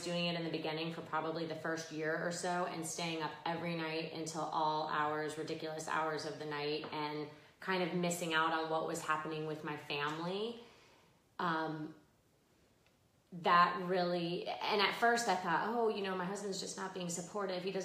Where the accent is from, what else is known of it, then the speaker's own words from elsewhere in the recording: Pembroke Pines, Florida, United States; So I grew up in Pembroke Pines in Cooper City, which is just west of Fort Lauderdale.